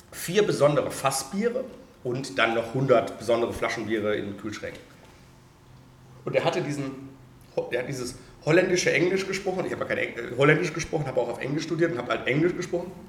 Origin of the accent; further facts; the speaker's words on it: Oberhausen, North Rhine-Westphalia, Germany; also ich komme auch aus Oberhausen, aber eigentlich aus dem Oberhausener